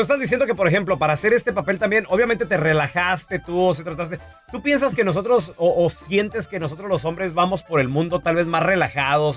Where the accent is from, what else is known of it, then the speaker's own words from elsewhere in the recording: Mexico; cómo somos nosotros los mexicanos